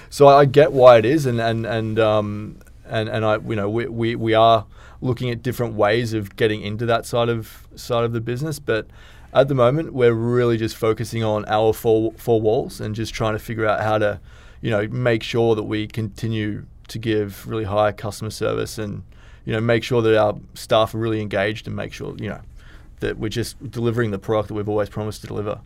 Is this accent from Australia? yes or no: yes; Australia; now in Dubai, United Arab Emirates; I'm from Australia.